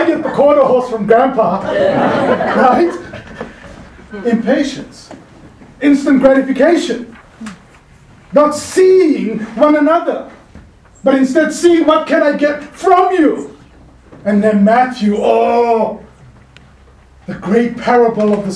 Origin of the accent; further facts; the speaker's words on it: Cape Town, Western Cape, South Africa; moved away; I grew up in Cape Town